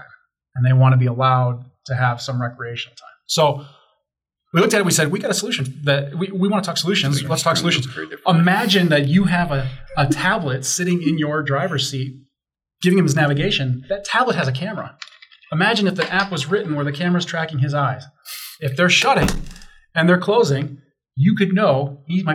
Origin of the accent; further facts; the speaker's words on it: Chicago, Illinois, United States; now in Denver, United States; I grew up in Chicago